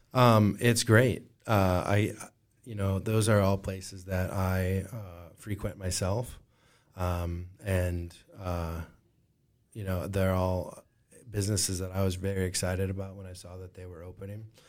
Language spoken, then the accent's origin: English; Moline, Illinois, United States; now in Rock Island, United States; I was born and raised in Moline